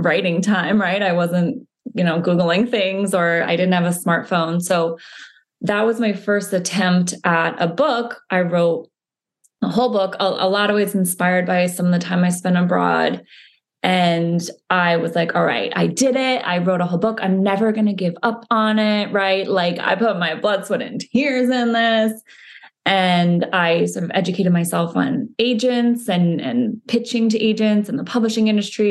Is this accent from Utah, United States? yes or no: no; Connecticut, United States; I grew up in Connecticut